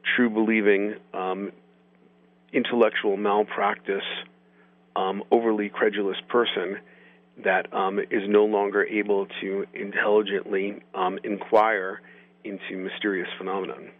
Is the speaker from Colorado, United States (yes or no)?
yes; Boulder, Colorado, United States; my hometown of Boulder